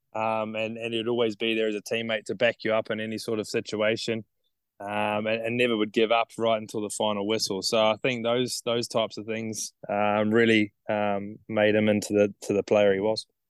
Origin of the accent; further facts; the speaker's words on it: Nelson, New Zealand; moved away as an adult; now in Townsville, Australia; I grew up in Nelson.